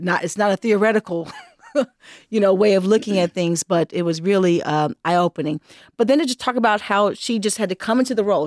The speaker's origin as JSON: {"language": "English", "town": "Los Angeles", "region": "California", "country": "United States", "said": "I hail from Los Angeles, California"}